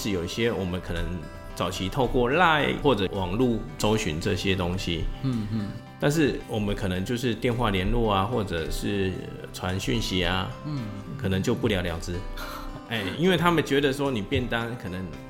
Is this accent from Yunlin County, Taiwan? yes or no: yes; Yunlin County, Taiwan; now in Chiayi, Taiwan; 因为我是云家这边，我云林人在嘉义工作，然后也在嘉义定居嘛